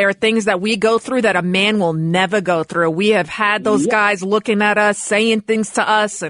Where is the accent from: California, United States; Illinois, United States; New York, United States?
New York, United States; New York City; I'm a white girl from the Bronx